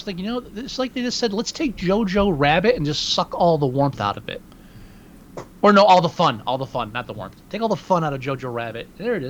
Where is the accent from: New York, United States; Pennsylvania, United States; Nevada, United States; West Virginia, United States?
New York, United States; moved away; I'm from New York State originally